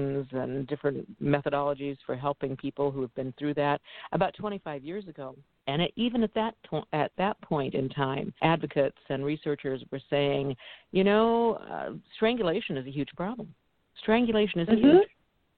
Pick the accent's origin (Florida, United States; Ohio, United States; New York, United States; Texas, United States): Ohio, United States; Ohio, my home state